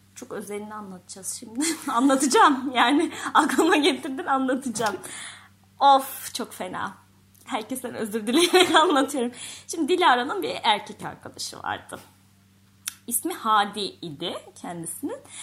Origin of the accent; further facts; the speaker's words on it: Kayseri Province, Turkey; Ben Kayseri'de büyüdüm